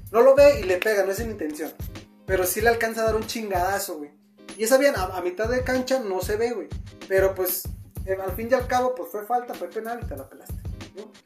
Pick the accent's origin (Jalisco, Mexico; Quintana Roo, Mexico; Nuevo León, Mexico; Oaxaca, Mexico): Jalisco, Mexico; Guadalajara; nosotros que somos de Guadalajara